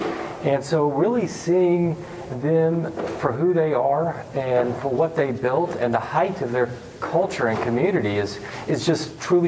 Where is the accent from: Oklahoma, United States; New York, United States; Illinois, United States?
Oklahoma, United States; growing up in Oklahoma